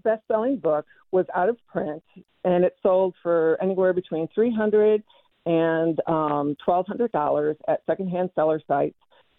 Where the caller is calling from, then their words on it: Magnolia, Texas, United States; Magnolia, just about an hour north of Houston.